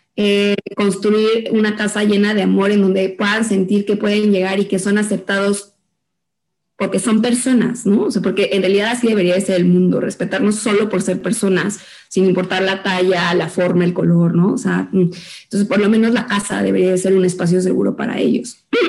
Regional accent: Mexico; como mexicanos

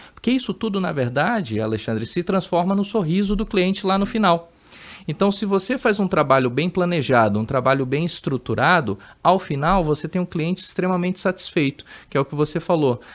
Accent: Amazonas, Brazil; moved away as an adult; now in São Paulo, Brazil; Eu sou do Amazonas, sou amazonense, então até aquela época, 2010, eu morei lá no Amazonas, então morei 30 anos da minha vida lá no Amazonas

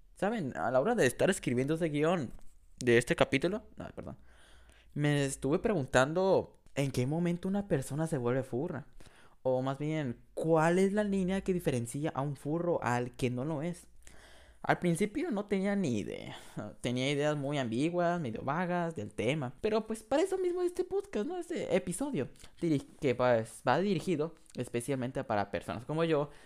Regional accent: Mexico; yo en México, que soy de ahí

